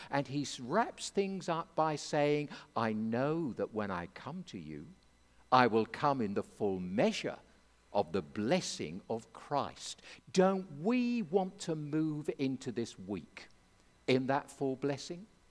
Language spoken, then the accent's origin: English; England, United Kingdom; I'm an Englishman